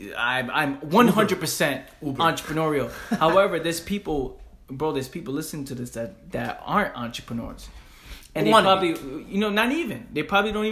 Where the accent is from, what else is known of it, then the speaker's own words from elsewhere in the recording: New York City, New York, United States; where we grew up in the Bronx, in the hood